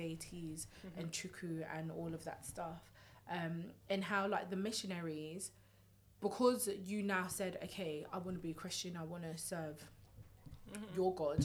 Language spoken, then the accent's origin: English; United Kingdom; we're British